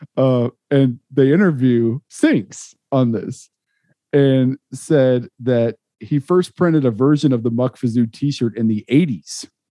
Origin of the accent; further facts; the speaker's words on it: Topeka, Kansas, United States; now in Kansas City; I grew up in Topeka